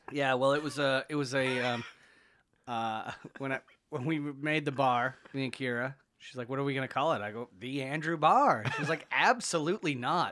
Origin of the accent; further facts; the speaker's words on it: Canada; I'm Canadian, but, like, the, the heritage is Irish